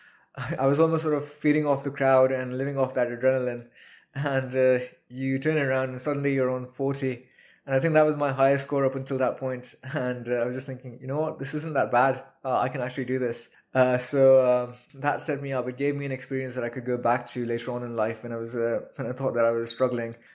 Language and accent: English; Pakistan; also born or lived in Quetta, Balochistan / Mustang; now in United Kingdom; in Pakistan, where I grew up